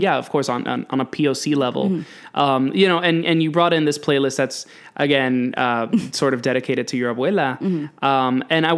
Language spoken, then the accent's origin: English; New York City, New York, United States; I'm a big old Yankee Doodle from New York City